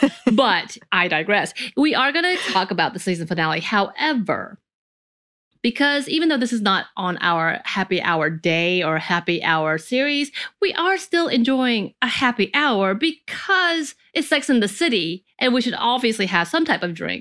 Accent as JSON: {"language": "English", "region": "the South", "country": "United States", "tie": "born or raised there", "said": "growing up in the Southern culture, very religious culture"}